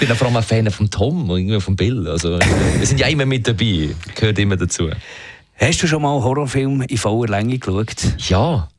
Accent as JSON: {"language": "German", "country": "Switzerland", "said": "bei uns in der Schweiz"}